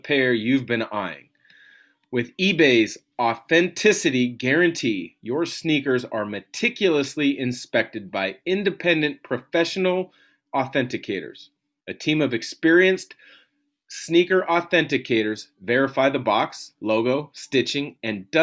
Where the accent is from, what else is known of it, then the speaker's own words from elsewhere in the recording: Southwest Washington, United States; I grew up in Southwest Washington